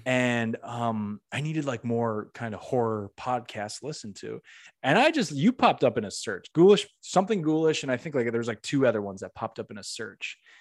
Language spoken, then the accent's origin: English; Northeast, United States; moved away as an adult; now in Florida, United States; I'm from the Northeast